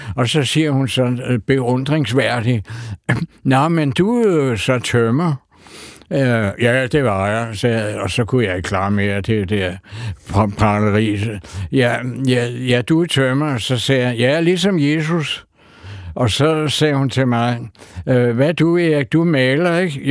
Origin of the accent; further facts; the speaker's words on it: Copenhagen, Capital Region of Denmark, Denmark; da jeg var dreng og boede i Sydhavnen